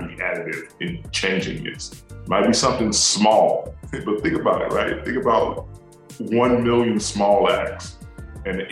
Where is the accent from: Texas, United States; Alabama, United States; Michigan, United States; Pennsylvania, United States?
Alabama, United States; moved away as an adult; I grew up in deep rural Alabama